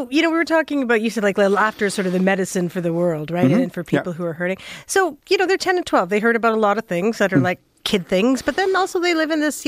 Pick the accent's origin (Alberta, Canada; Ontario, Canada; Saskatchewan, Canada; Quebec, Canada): Saskatchewan, Canada; now in Toronto, Canada; I grew up in Saskatchewan